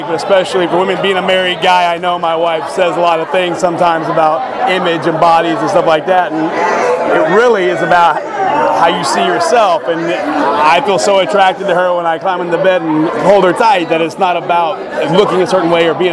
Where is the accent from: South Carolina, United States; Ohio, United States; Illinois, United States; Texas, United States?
Texas, United States; Fort Worth; moved away as an adult; now in California, United States; I grew up in Fort Worth, Texas. Moved out to California in 2012